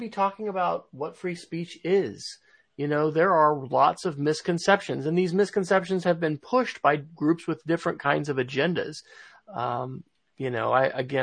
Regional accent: United States; we in the United States

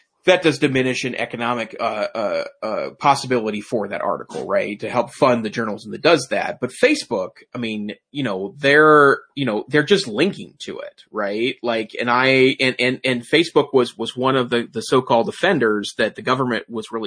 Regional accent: United States; I'm an American

